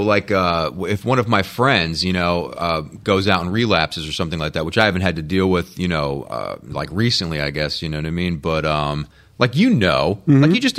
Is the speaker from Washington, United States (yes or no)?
no; New Jersey, United States; now in Florida, United States; My whole family lives, you know, 1,000 miles away. You know, I'm from New Jersey, so my whole family predominantly still lives there.